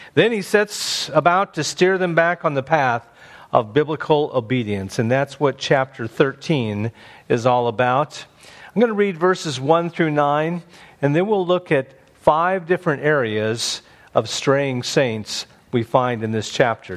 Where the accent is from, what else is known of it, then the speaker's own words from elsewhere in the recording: Indiana, United States; Growing up in Indiana, there was a state park near our home called Turkey Run.